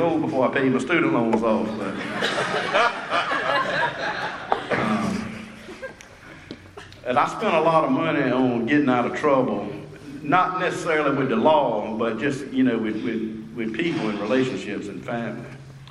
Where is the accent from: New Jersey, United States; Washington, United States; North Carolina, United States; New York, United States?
North Carolina, United States; Rocky Mount; the time I moved back to my hometown